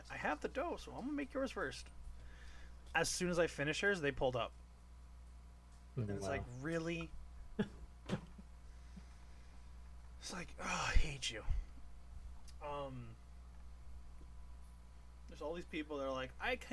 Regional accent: Toronto, Ontario, Canada; now in Newfoundland, Canada; I'm from Toronto

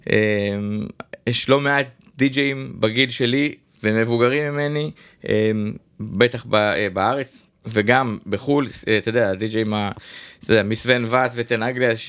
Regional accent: Jerusalem, Jerusalem District, Israel; אני ירושלמי, גדלתי במסדרונות האומן 17.

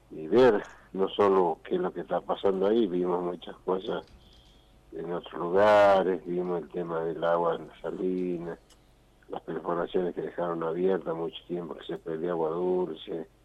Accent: El Moreno, Jujuy, Argentina; yo nací en Moreno. Sí. Hice la primaria ahí en el pueblo.

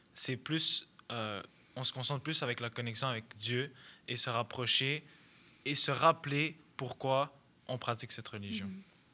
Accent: Montreal, Quebec, Canada; je suis canadien d'origine libanaise, alors je suis né ici

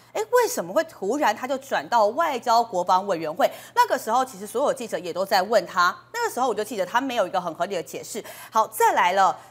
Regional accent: Kaohsiung, Taiwan; 赵天麟他的选区都是在高雄市中心内，我就是高雄人啊

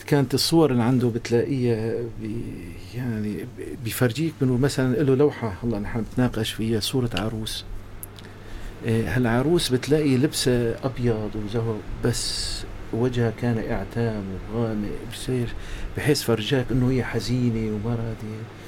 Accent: Aleppo, Aleppo Governorate, Syria; moved away as an adult; now in Gaziantep, Turkey; وانا صغير يعني بحلب

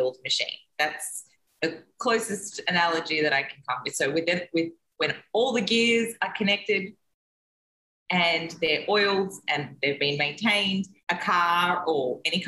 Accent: Australia; now in Mexico; I am an Australian who is currently living in Mexico

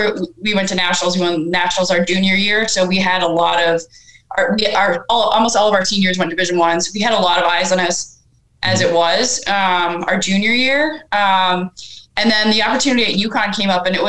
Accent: Northern Ontario, Canada; we moved from Northern Ontario to Southern Ontario

